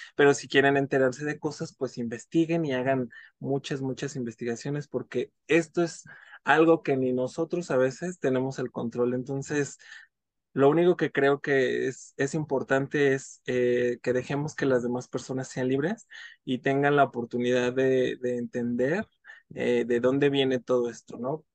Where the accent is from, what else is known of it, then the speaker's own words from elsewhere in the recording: Mexico City, Mexico; soy de la Ciudad de México